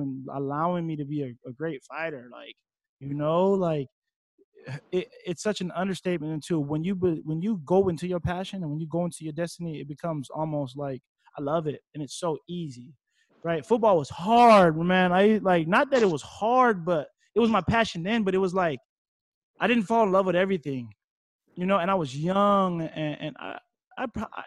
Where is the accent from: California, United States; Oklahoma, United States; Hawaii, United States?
Hawaii, United States; Waimanalo; Coming from the small town I come from, Waimanalo, one way in, one way out